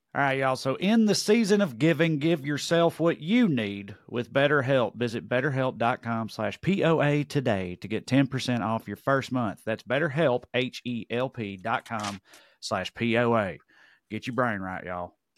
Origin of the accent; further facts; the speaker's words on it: Tennessee, United States; accent: Tennessee; heard my accent, where he from, oh, Tennessee